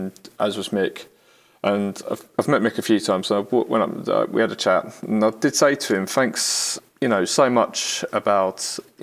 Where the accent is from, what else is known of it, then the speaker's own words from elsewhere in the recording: United Kingdom; We're British.